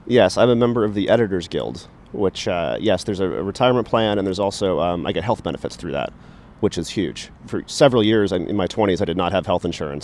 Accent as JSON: {"language": "English", "region": "East Coast", "country": "United States", "tie": "born or raised there", "also_born_or_lived": "Tucson, Arizona", "moved": "as an adult", "said": "growing up on the East Coast"}